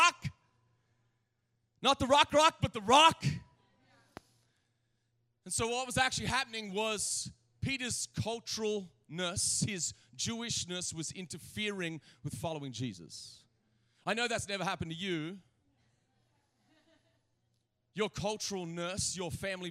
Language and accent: English; Australia; now in United States; I was born in Australia.